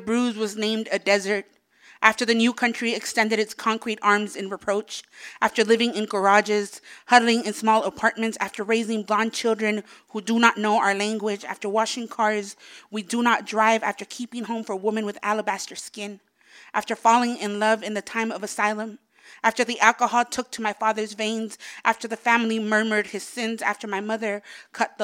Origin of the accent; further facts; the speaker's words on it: Los Angeles, California, United States; I'm from Silver Lake, born and raised.